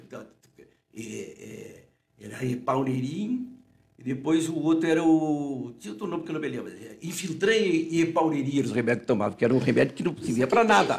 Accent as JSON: {"language": "Portuguese", "town": "Uruguaiana", "region": "Rio Grande do Sul", "country": "Brazil", "tie": "born or raised there", "also_born_or_lived": "Rio de Janeiro", "moved": "as an adult", "said": "o meu pai e a minha mãe são daqui. Né? Eu sempre digo, eu nasci na Santa Casa, fiquei 27 anos"}